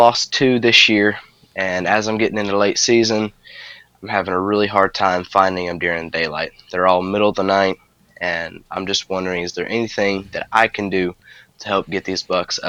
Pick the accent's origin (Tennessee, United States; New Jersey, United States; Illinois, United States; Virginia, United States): Tennessee, United States; Cumberland Furnace; I'm from Cumberland Furnace, Tennessee. I'm 14 years old